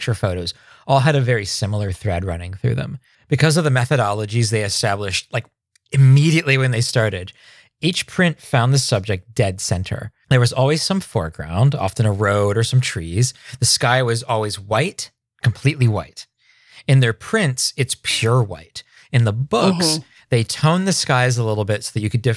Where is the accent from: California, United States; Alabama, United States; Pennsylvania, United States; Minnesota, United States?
Pennsylvania, United States; Three Mile Island; now in Seattle area, United States; I grew up around Three Mile Island